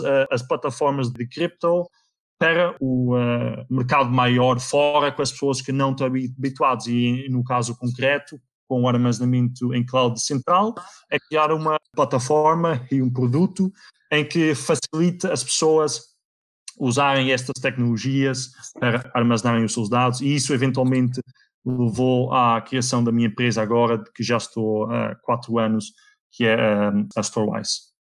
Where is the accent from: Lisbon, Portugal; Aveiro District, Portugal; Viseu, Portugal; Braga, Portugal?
Viseu, Portugal; Viseu area, Portugal; moved away; also born or lived in Netherlands; eu nasci na Holanda, fui para Portugal com 3 anos, ehm, eh, eu vivi na, na zona de Viseu